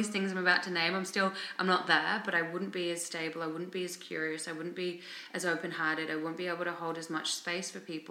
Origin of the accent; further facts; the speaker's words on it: Australia; also born or lived in England / India / Thailand / Cambodia; now in Vancouver, Canada; I'm Australian, I live in Vancouver